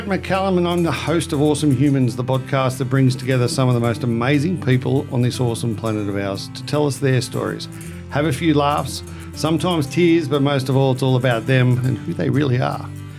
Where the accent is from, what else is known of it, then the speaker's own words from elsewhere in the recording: Australia; us Aussies.